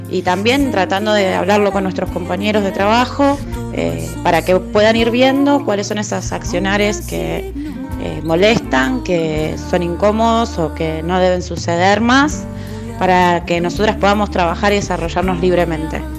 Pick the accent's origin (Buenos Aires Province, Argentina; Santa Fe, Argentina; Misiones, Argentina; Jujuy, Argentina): Santa Fe, Argentina; Rosario; soy de Rosario, Santa Fe y soy productora de cine y televisión.